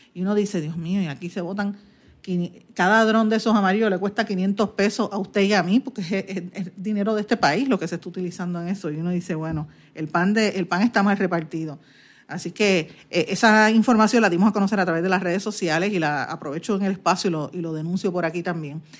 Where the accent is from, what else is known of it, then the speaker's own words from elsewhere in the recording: Puerto Rico; como puertorriqueña